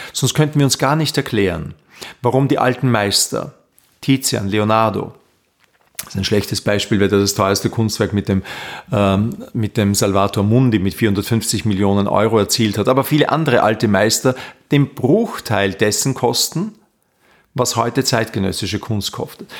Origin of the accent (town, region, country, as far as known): Linz, Upper Austria, Austria; born or raised there; moved away as an adult; now in Vienna, Austria